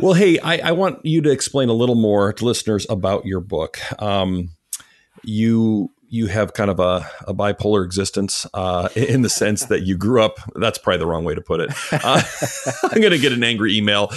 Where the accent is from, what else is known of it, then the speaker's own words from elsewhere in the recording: Canada; I grew up in Canada